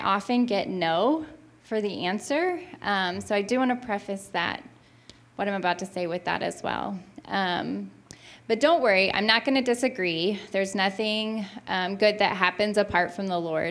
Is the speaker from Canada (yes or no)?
no; St. Louis, Missouri, United States; also born or lived in Kirksville, Missouri; I grew up in West County, in a West County church